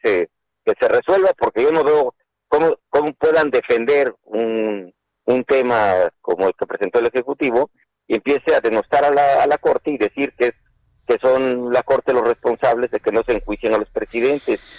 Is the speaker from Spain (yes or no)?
no; Mexico; Yo soy senador de la República, pero antes soy padre, soy mexicano